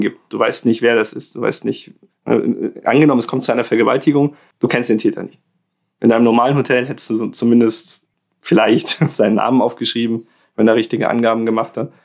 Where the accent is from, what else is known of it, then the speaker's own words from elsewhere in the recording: Germany; bei uns in Deutschland